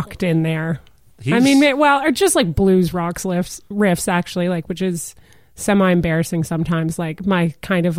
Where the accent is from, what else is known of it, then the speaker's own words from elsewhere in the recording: Toronto, Ontario, Canada; I'm also from Toronto